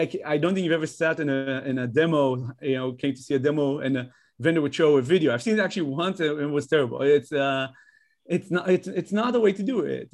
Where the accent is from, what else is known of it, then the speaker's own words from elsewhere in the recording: Israel; moved away as an adult; also born or lived in Netherlands; now in United States; I'm from Israel originally, but I have, like, a, a huge, a, a long history with Holland. I lived there as a child, came back to Israel